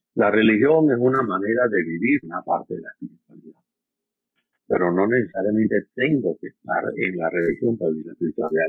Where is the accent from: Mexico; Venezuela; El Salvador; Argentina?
Venezuela; moved away as an adult; also born or lived in Trujillo, Venezuela / Caracas, Venezuela; now in New York, United States; yo soy venezolano, mi casa, mis dos casas, tengo, una casa en Trujillo, en no, allá en la montaña, y tengo mi otra casa en Caracas